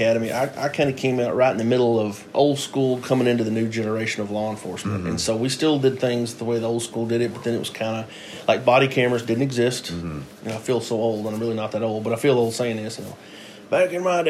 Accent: Clifton, United States; I'm the Chief of Police for the Clifton Police Department. I was born and raised here in Clifton.

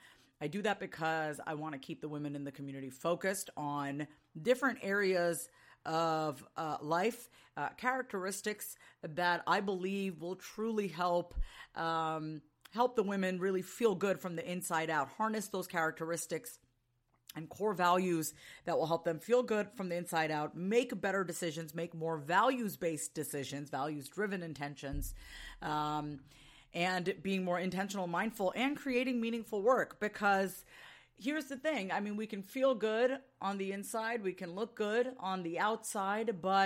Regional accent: New York, United States; now in Austin, United States; Reminds me of being back, you know, living in the East Coast, being a New Yorker, and actually seeing the seasons change from, you know, spring to summer to fall and winter.

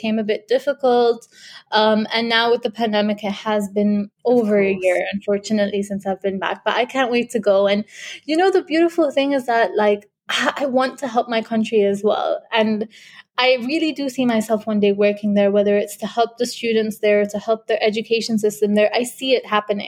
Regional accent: United Arab Emirates; also born or lived in India; UAE is my home

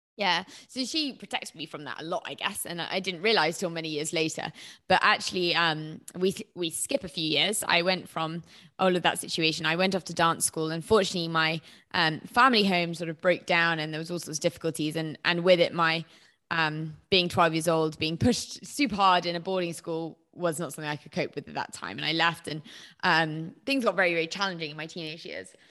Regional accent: Herefordshire, West Midlands, United Kingdom; moved away; also born or lived in London; I'm from Herefordshire

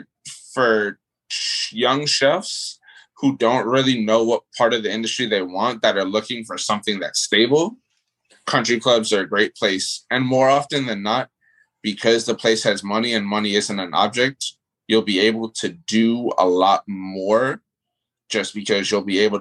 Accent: Miami, Florida, United States; moved away as an adult; also born or lived in New York; now in North Carolina, United States; I was born in New York, but I mean, I moved down to Miami when I was like 8, 9 years old. So, I mean, that's been the majority of my life

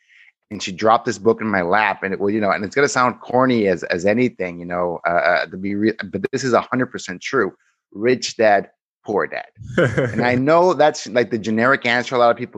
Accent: Mexico; I became a minor celebrity in my hometown in Mexico for getting a job in Microsoft

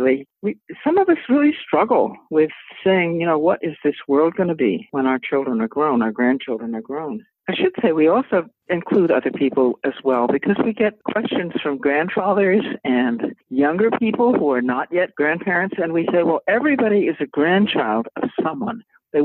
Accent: Boston, Massachusetts, United States; growing up in the Boston area

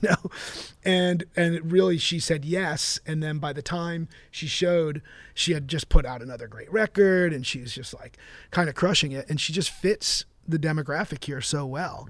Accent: Jersey Shore, New Jersey, United States; I'm from the Jersey Shore

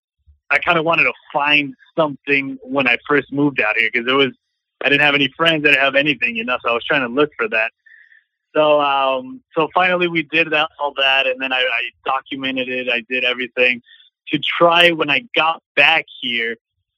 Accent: Arizona, United States; moved away as an adult; now in Los Angeles, United States; I'm from Arizona, and I moved out to LA about 4 years ago

